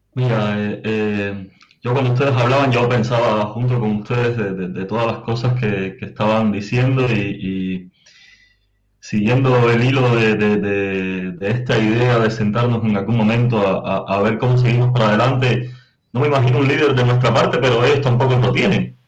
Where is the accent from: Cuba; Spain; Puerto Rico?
Cuba; soy un cubano más